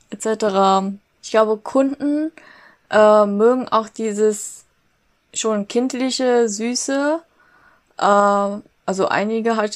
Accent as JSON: {"language": "German", "country": "Vietnam", "said": "Und ich so, ich bin Vietnamesin, aber okay, Ni Hao zurück."}